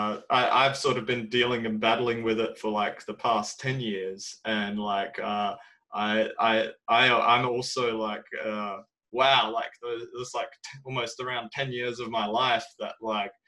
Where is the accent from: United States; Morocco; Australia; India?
Australia; I'm from Australia